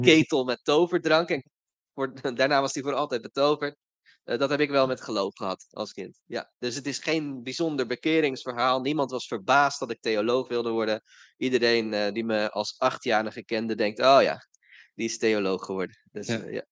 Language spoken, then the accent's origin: Dutch; Rotterdam, South Holland, Netherlands; Ik kom uit Rotterdam